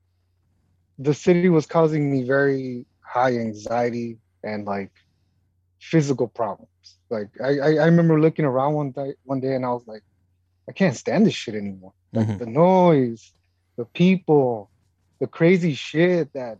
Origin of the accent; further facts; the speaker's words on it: West Coast, United States; moved away as an adult; I grew up in the West Coast and I know the beach and I grew up in that environment